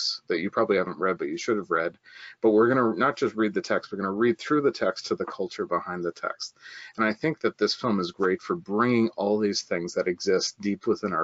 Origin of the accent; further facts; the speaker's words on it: Canada; I'm Canadian